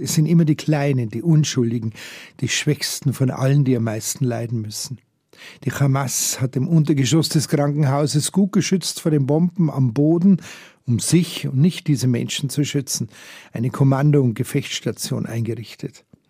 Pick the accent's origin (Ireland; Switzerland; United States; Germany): Germany; bei uns hier in Deutschland